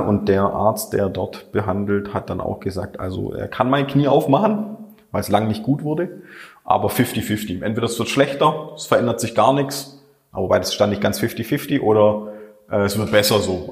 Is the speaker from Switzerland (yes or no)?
no; Schorndorf, Baden-Württemberg, Germany; Da habe ich auch noch selber im Remstal gewohnt, ich bin ja in Schondorf aufgewachsen